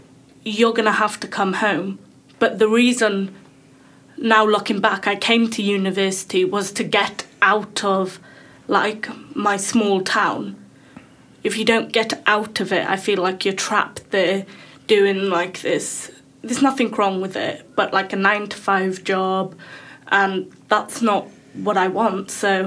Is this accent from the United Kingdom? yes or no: yes; Wales, United Kingdom; Well, lucky I'm from Wales, so.